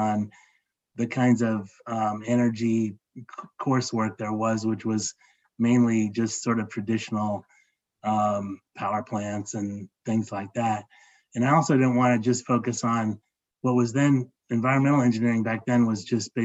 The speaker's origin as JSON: {"language": "English", "town": "Los Angeles", "region": "California", "country": "United States", "tie": "born or raised there", "moved": "yes", "lives_now": "Atlanta, United States", "said": "I grew up in Los Angeles in the 1960s and early 70s."}